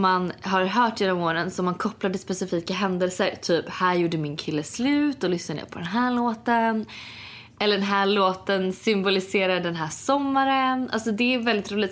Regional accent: Sweden; moved away; när jag var hemma i Sverige förra veckan

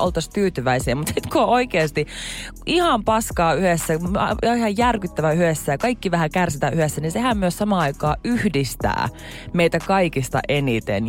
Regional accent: Jyväskylä, Central Finland, Finland; kun mä oon Jyväskylästä

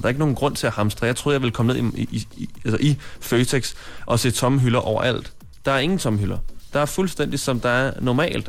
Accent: Copenhagen, Capital Region of Denmark, Denmark; Jeg er fra København.

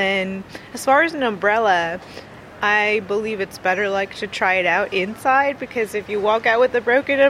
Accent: United States; now in Ireland; I'm from America

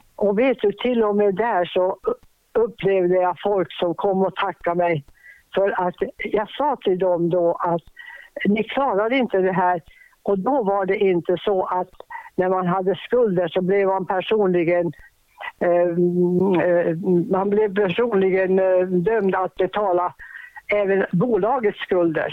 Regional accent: Boden, Norrbotten County, Sweden; moved away; also born or lived in Kukkolaforsen, Tornedalen / Stockholm; jag var från Boden

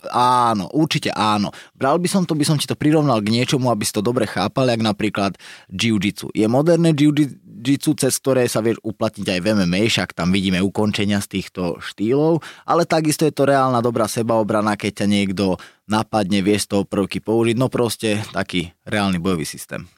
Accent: Nové Zámky, Nitra Region, Slovakia; vyrastal som v Nových zámkoch

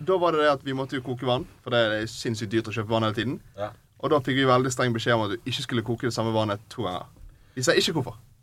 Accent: Askøy, Vestland, Norway; jeg er fra Askøy

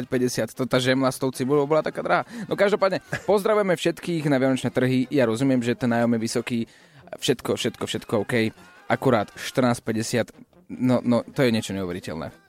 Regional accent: Košice, Košice Region, Slovakia; To u nás v Košiciach to sú také iné, také, také parádne, také neskutočné

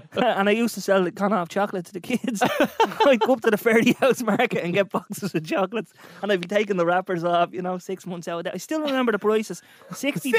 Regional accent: Dublin, Leinster, Ireland; I'm an entrepreneur from Dublin

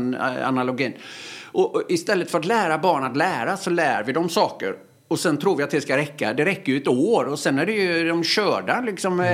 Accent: Öckerö, Västra Götaland, Sweden; moved away; Jag gick i obsklassen hemma på Öckerö

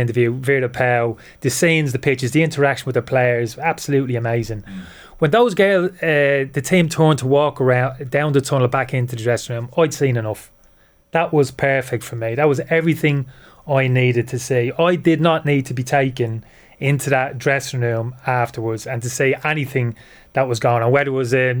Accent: Dublin, Leinster, Ireland; born or raised there; moved away as an adult; also born or lived in United Kingdom

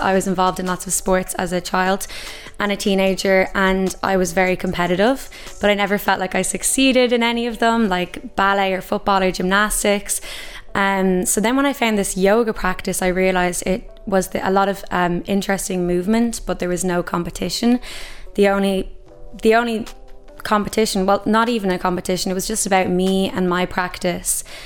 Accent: Ireland; who we are as Irish people

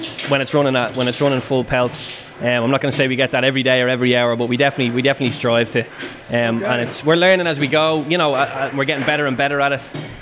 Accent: Ireland; And then again, as you said, the fact we're Irish just adds that lovely little kind of advantage for us.

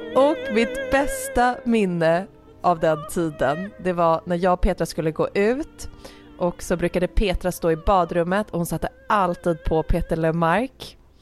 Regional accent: Nacka, Stockholm County, Sweden; also born or lived in Jarlaberg, Nacka; min barndom tillbringades i Älta

